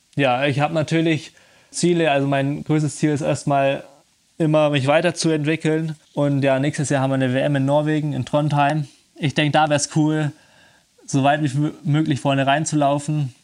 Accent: Germany; bei uns in Deutschland

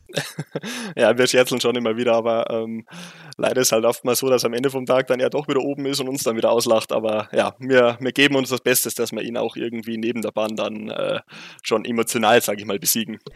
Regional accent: Bavaria, Germany; accent: Bavarian dialect; man hört es ja deutlich, ich komme aus Bayern

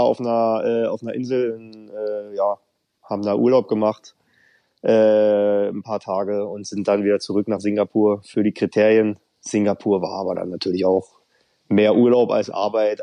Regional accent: Wandlitz, Brandenburg, Germany; also born or lived in East Berlin; Also ich bin in Brandenburg aufgewachsen, zwar in Berlin geboren, aber mhm. außerhalb ein bisschen aufgewachsen

